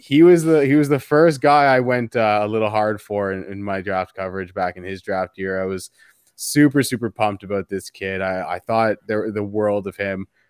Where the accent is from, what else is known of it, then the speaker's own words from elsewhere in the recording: Canada; As a Canadian here